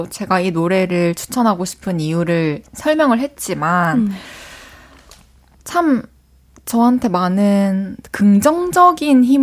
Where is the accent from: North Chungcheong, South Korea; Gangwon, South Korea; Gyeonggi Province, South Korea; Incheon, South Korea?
Incheon, South Korea; 저 고향 인천이에요.